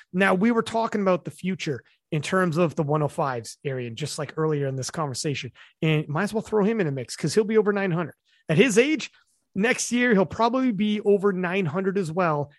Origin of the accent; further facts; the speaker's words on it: Canada; I'm Canadian